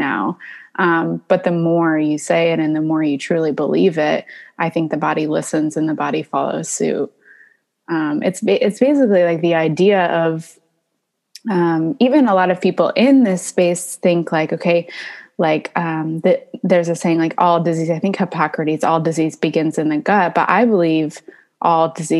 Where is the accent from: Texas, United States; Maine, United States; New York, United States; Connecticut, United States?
Maine, United States; moved away; also born or lived in California; I was born in California, but I grew up in Maine